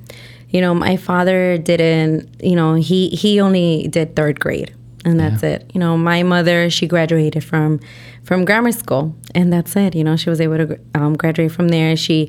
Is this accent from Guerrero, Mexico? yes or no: yes; Taxco, Guerrero, Mexico; You know, we're from Guerrero, Tasco Guerrero, you know